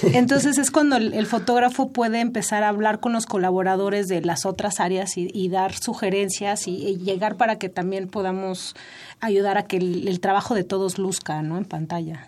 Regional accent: Mexico; como mexicanos

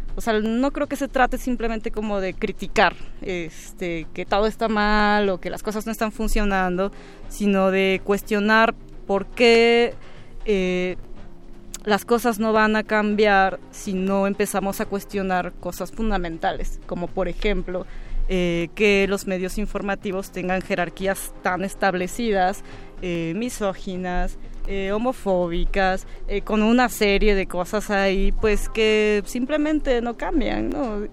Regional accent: Oaxaca, Mexico; moved away as an adult; now in Mexico City, Mexico; yo soy de Oaxaca

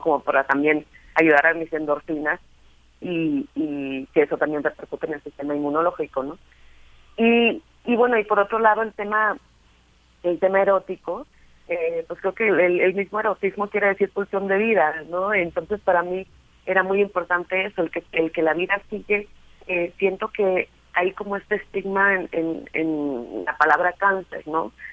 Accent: Sonora, Mexico; soy sonorense

